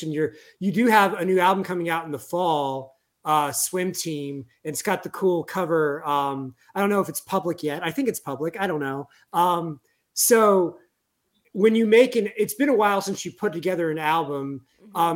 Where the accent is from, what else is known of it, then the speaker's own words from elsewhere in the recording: Kansas City, United States; a double layer of Midwestern and Catholic on top of each other. Yeah. I'm from Kansas City